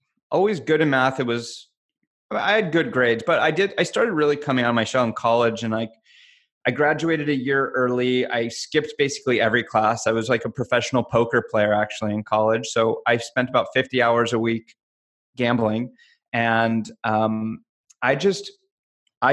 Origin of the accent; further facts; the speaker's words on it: Los Angeles, California, United States; also born or lived in Agoura Hills; I'm LA. I grew up